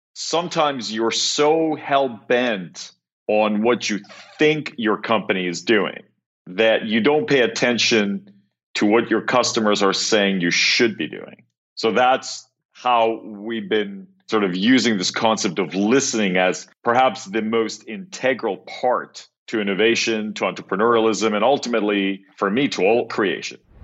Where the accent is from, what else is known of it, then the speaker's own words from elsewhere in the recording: Cyprus; moved away; I grew up in Cyprus, which actually is where I am right now